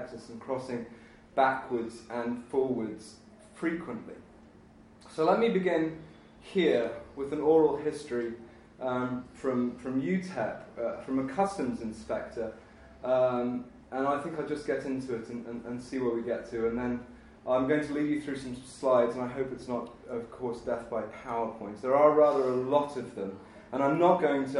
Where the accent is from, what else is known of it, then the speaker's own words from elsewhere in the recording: United Kingdom; moved away; I am British, so I do know what it's like to grow up in the dark